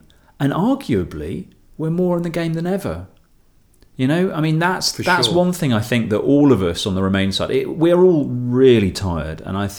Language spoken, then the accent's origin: English; England, United Kingdom; now in Brussels, Belgium; So my disclaimer here is that here are these two English guys. but Brussels-based.